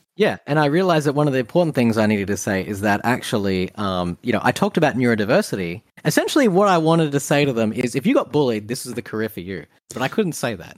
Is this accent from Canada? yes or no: no; Australia; Being an Australian